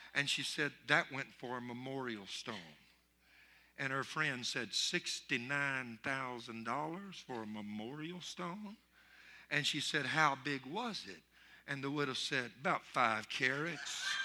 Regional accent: Louisiana, United States; I'm from Louisiana, not even a bayou

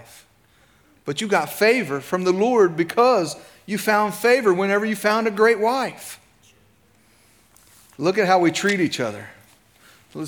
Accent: Clay County, West Virginia, United States; also born or lived in Medina County, Ohio; I was born in Medina County, Ohio, lived there till I was 5, moved to Clay County, West Virginia.

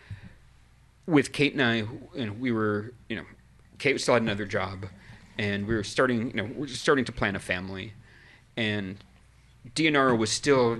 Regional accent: New England, United States; moved away; I grew up in New England.

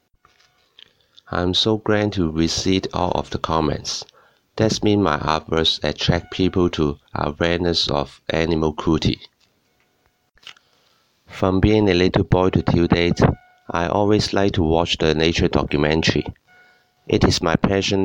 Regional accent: Hong Kong; I'm an illustrator from Hong Kong

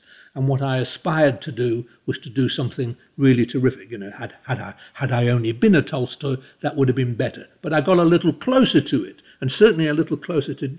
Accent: England, United Kingdom; I was too busy being English

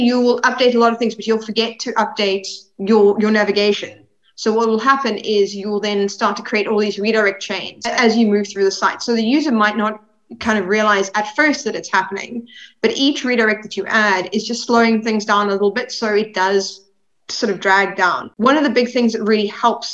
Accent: Cape Town, Western Cape, South Africa; moved away; I'm originally from South Africa. So in Cape Town, SEO back in 2005

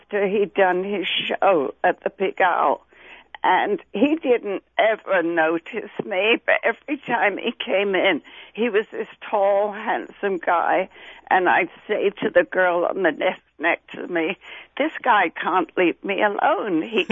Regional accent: London, United Kingdom; accent: Cockney; moved away; East End of London. I'm a Cockney.

